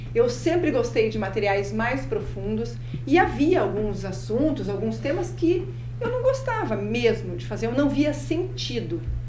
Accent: interior of Paraná, Brazil; also born or lived in Marechal Cândido Rondon / Matelândia / Ponta Grossa / São Paulo; Eu sou paranaense, sim. Eu nasci em Marechal Cândido Rondon. Ah. Passei a minha infância né, no interior do Paraná.

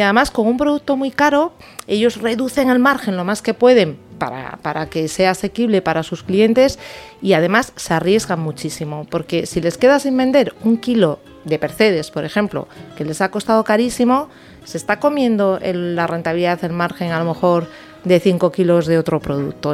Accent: Galicia, Spain; soy gallega, además, con lo cual en mi dieta ha estado desde muy niña.

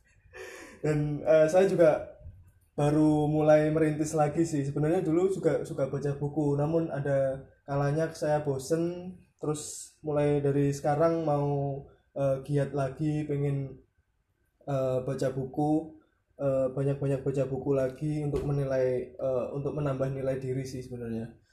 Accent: Nganjuk, East Java, Indonesia; kampung saya tepatnya di Nganjuk

